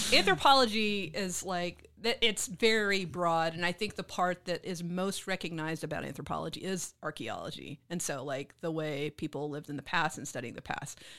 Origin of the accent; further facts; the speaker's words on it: Mississippi, United States; moved away as an adult; also born or lived in Memphis, Tennessee; now in Austin, United States; growing up in Mississippi, I went to Memphis a lot